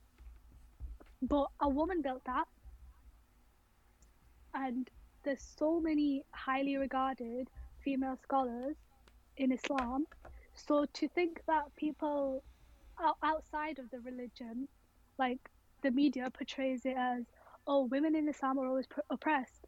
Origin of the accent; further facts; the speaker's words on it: Rochdale, North West England, United Kingdom; I'm born and bred in Rochdale